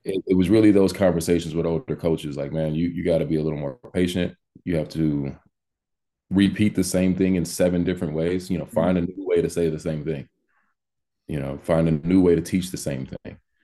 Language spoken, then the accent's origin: English; Missouri City, Texas, United States; moved away as an adult; also born or lived in Los Angeles, California / Miami, Florida; now in Walla Walla, United States; I'm from Missouri City, Texas, by way of Los Angeles. Um, spent most of my childhood in both places